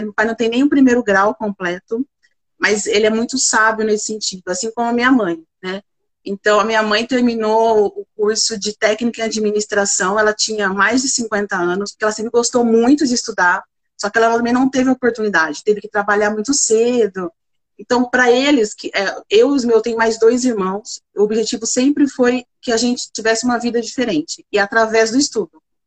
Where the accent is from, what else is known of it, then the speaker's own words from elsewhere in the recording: Bebedouro, São Paulo, Brazil; eu sou do interior de São Paulo, de Bebedouro